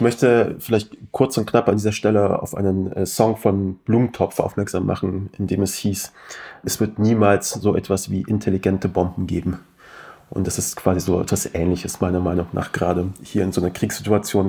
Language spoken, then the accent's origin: German; Kassel, Hesse, Germany; also born or lived in Afghanistan (ancestry: 'Ich als Afghane'); wir haben natürlich auch in Kassel in der Eisdisco